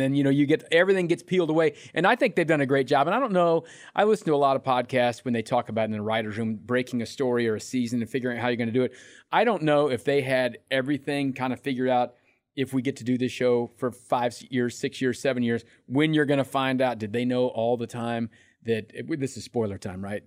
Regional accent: Independence, United States; I'm from Independence.

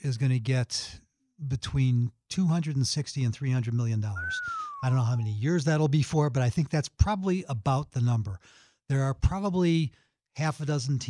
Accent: Chicago, Illinois, United States; I grew up in Rogers Park, and I was 7, and my brother was 8 when my parents let us start taking the L over to Wrigley Field

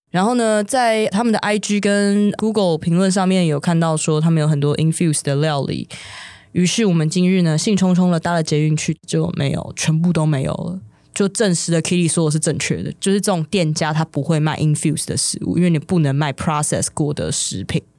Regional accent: Taiwan; 我们台湾人

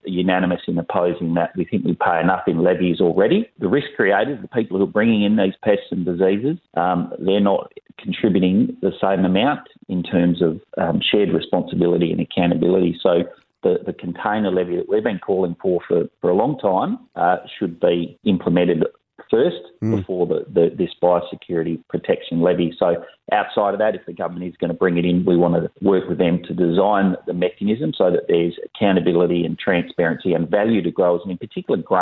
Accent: Western Australia, Australia; I'm from West Australia

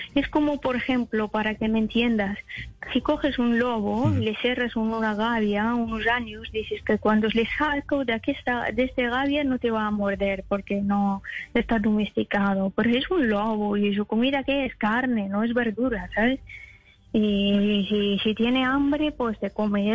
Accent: Afghanistan; Spanish is a second language; moved away; hay muchas etnias en mi país

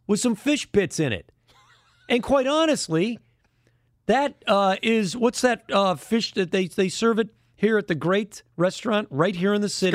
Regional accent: Chicago, Illinois, United States; now in San Francisco, United States; I am from Chicago

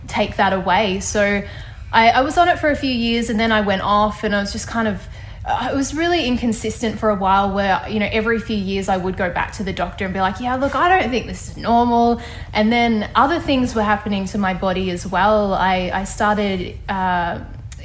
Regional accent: Ballarat, Victoria, Australia; moved away as an adult; now in Sydney, Australia; a doctor in my hometown of Ballarat

